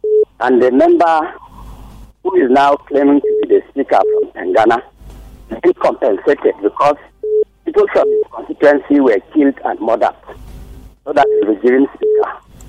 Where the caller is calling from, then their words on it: Kuru, Plateau, Nigeria; I'm calling from Kuru.